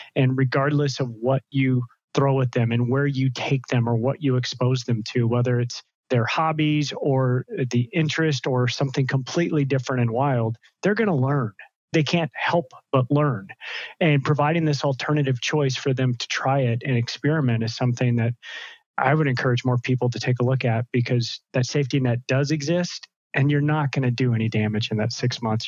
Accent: United States; moved away as an adult; also born or lived in Seattle, United States / Central America; I'm an American, and seven and a half years ago, my wife and I were living in Seattle

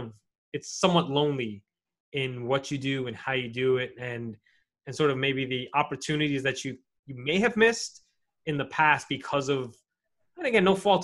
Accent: New York City, New York, United States; I grew up in New York City where like diversity didn't hit me until later on in life.

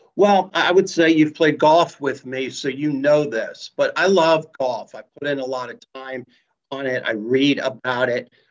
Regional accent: Columbus, Ohio, United States; I'm from Columbus

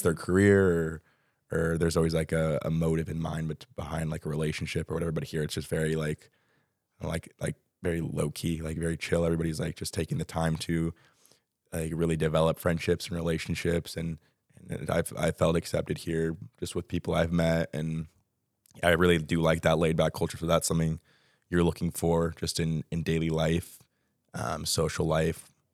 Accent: Texas, United States; moved away as an adult; also born or lived in Arkansas; now in Madrid, Spain; I currently live in Dallas, Texas. So I'm from Texas.

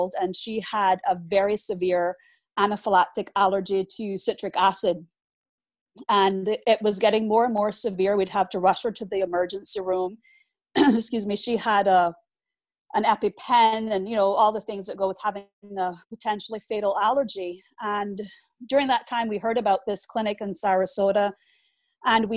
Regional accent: Cayman Islands; we are a British overseas territory

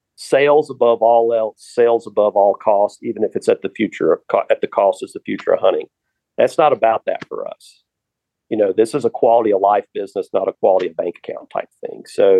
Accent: the South, United States; So I grew up in the South, and my grandfather and I used to go buy a $5 permit to hunt

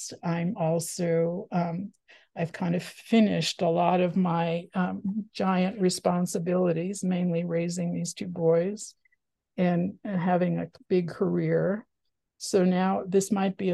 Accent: the New York suburbs, United States; also born or lived in Washington, District of Columbia, United States / Los Angeles / San Francisco Bay Area; now in Ashland, Oregon, United States; I grew up in the New York suburbs, and then I lived in DC and LA, and as I said, the Bay Area

